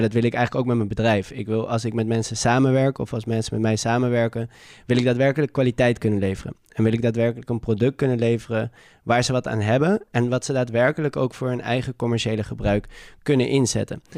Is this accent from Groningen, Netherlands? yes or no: no; Amsterdam, North Holland, Netherlands; geboren en getogen in Amsterdam